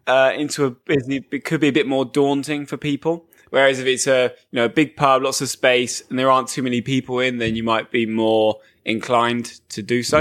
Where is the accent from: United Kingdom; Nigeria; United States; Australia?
United Kingdom; England